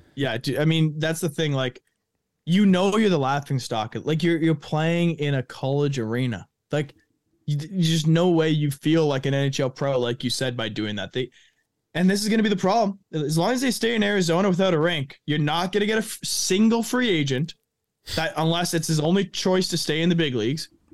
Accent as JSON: {"language": "English", "town": "Thunder Bay", "region": "Ontario", "country": "Canada", "tie": "born or raised there", "also_born_or_lived": "Rochester", "said": "I'm from, born and raised Thunder Bay."}